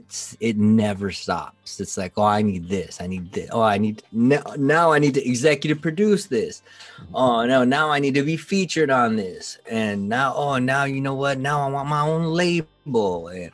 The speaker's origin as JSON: {"language": "English", "country": "Philippines", "said": "Even on a racial tip, for example, like I said, I'm Filipino."}